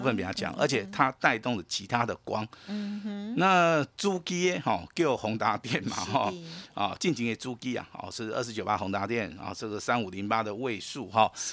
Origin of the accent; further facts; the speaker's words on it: Taiwan; 我们台湾人